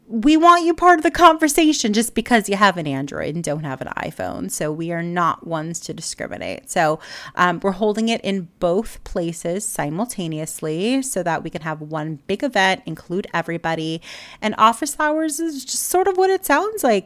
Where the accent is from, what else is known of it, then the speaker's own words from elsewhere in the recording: Miami, Florida, United States; we're both from Miami